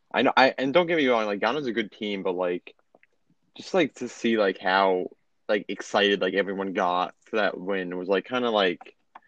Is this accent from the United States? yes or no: yes; United States; as an American